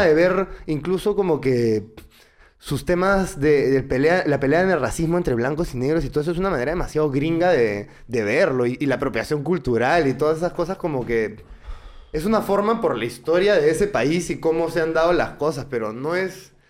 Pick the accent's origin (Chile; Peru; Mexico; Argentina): Peru